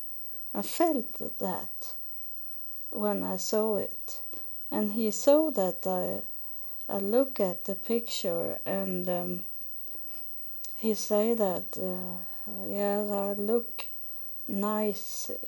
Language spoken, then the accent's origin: English; Sweden; English is a second language; moved away as an adult; now in United States; I come from Sweden